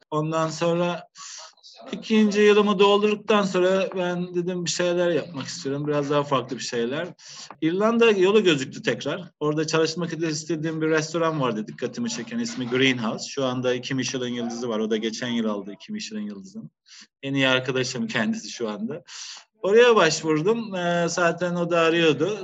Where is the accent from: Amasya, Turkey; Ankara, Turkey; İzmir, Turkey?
Ankara, Turkey; moved away as an adult; also born or lived in Ireland / Amsterdam, Netherlands; now in Baltimore, Ireland; Ben Ankaralıyım.